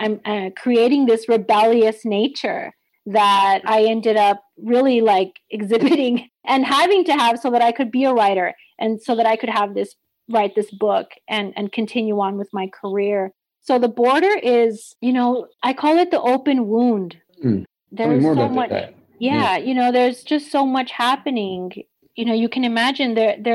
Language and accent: English; El Paso, Texas, United States; born and raised in El Paso, right here on the border